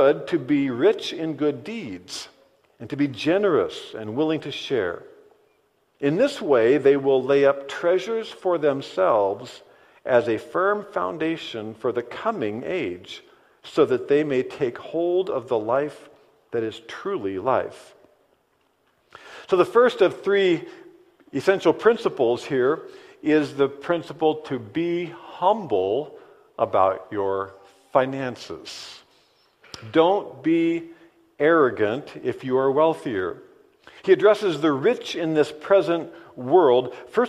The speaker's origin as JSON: {"language": "English", "country": "United States", "also_born_or_lived": "Ozaukee County, Wisconsin", "said": "here we are today as American Christians"}